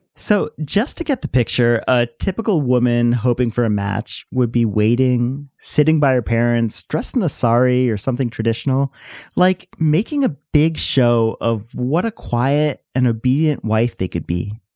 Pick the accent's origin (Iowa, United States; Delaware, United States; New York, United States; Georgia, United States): Delaware, United States; also born or lived in India; When I first moved to Delaware, kids at my elementary school had all these questions for me about being Indian